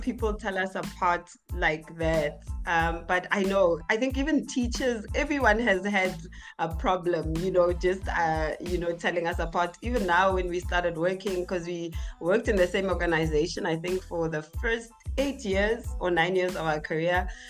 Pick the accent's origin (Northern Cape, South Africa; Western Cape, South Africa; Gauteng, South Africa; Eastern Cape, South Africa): Gauteng, South Africa; Tembisa; also born or lived in Zakhele; I'm all the way from Etembisa, uh, born and bred Etembisa.